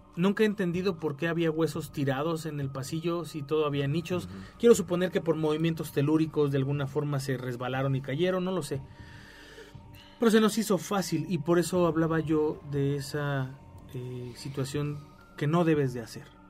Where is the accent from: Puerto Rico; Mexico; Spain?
Mexico